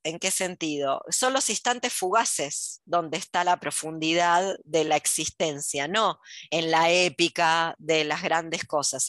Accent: Argentina; also born or lived in Buenos Aires; ¿Por qué soy argentina? ¿Por qué no me tocó ser japonesa? ¿Por qué nací acá?

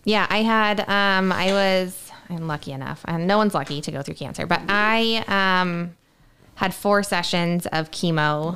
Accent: Spokane, Washington, United States; Went back to my old stomping grounds

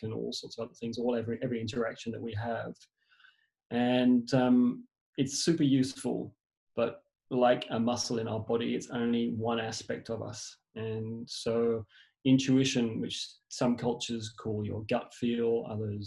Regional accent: England, United Kingdom; moved away; originally I was born in England

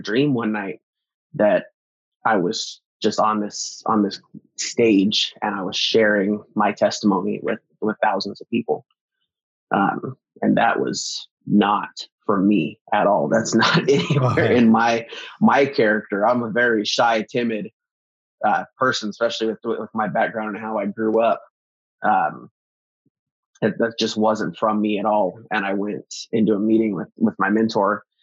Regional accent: Arizona, United States; also born or lived in North Dakota; Where we grew up here in Arizona

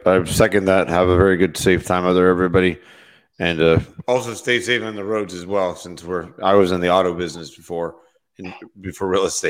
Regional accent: St. Petersburg, Florida, United States; I was coming to you live from St. Petersburg, Florida, my hometown.

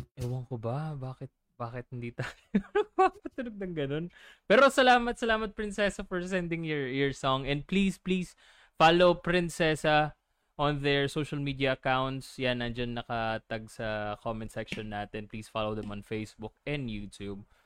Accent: Laguna, Calabarzon, Philippines; mga taga Laguna kasi kami

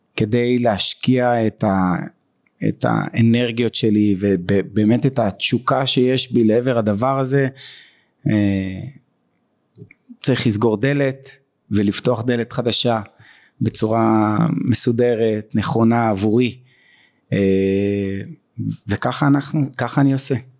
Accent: Beersheba, Southern District, Israel; אני מבאר שבע כל חיי בבאר שבע

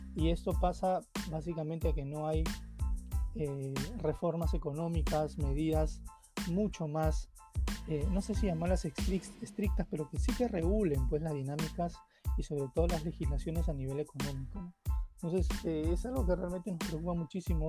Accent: Lima, Peru; yo soy del Agustino, entendamos que el Agustino es un distrito también con, con, con sus propios problemas

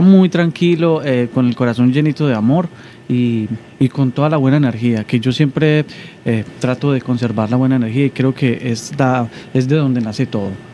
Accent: Colombia; accent: Colombian; moved away as an adult; now in Dominican Republic; yo soy un cantautor colombiano, como... Eh, se pueden dar cuenta por mi acento

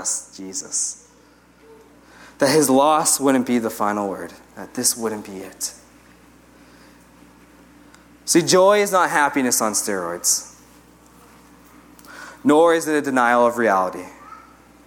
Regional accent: United States; I'm American.

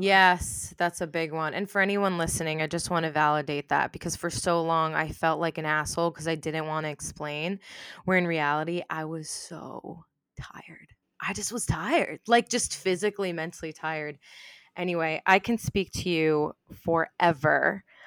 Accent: New York, United States; I grew up in New York

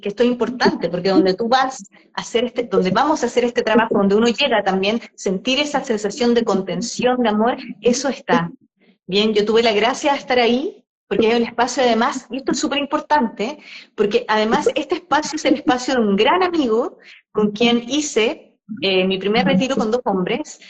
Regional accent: Chile; now in Mexico; ambos somos chilenos, que venimos en un viaje hace mucho rato, saliendo, el, salir de nuestro país

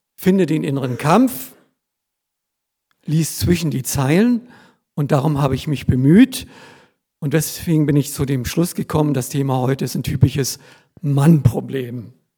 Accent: Germany; als Deutsche ohne Migrationshintergrund

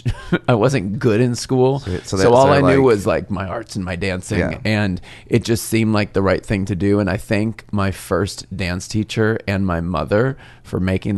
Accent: Arizona, United States; moved away; This was in Arizona. This is my hometown

